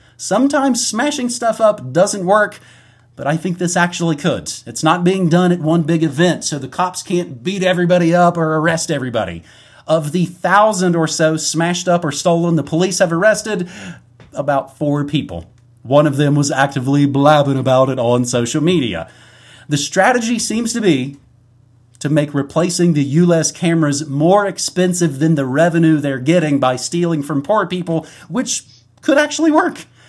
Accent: West Virginia, United States; I'm from West Virginia

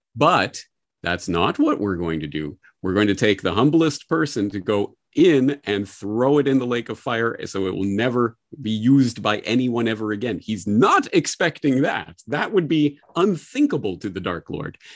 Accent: Canada; now in Japan; a Canadian living in Japan

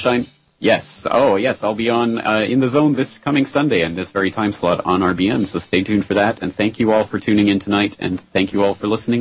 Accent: Canada; now in Japan; I'm a uh, Canadian living in Japan

